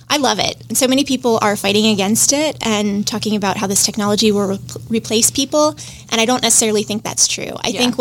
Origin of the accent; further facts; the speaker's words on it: Atlanta, Georgia, United States; moved away as an adult; also born or lived in Savannah, Georgia / Statesboro, Georgia; now in Jacksonville, United States; I'm actually a Georgia native. I'm not from Florida at all. I was born in Savannah, moved to Statesboro, and then was raised in Atlanta.